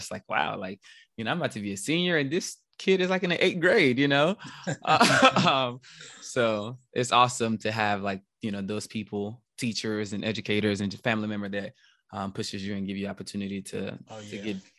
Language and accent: English; the South, United States; You know, being from the South and having parents and grandparents that, you know, you do as you're told, and that just how things go.